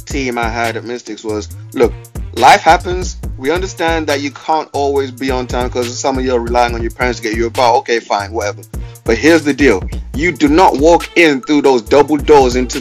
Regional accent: Manchester, North West England, United Kingdom; also born or lived in Cardiff; I'm from Manny

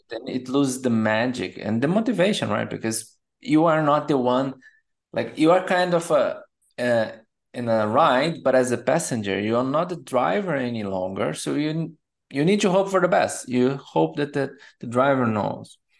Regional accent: Brazil; moved away as an adult; also born or lived in São Paulo, Brazil; now in Germany; And then I moved from Brazil to Germany.

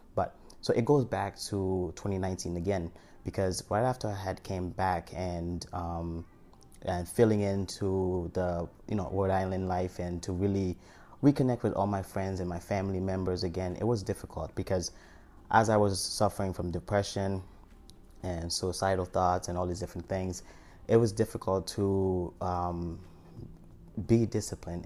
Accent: Haiti; moved away; I'm from Haiti and I survived an earthquake or came here and I was adopted

